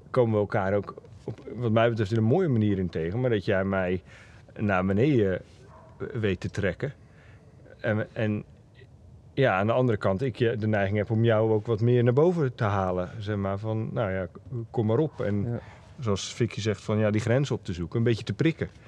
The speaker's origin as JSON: {"language": "Dutch", "country": "Netherlands", "said": "aangezien ik zelf in die wat hogere energie als, als Hollandse man"}